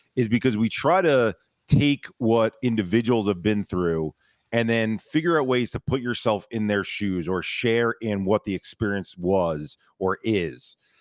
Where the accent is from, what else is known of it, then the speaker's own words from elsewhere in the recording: United States; me as an American